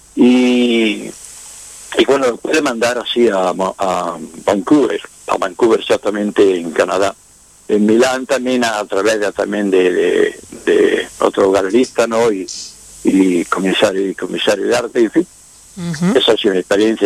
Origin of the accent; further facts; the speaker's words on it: Quesada, Andalusia, Spain; soy de Jaén, la provincia de Jaén, de Quesada.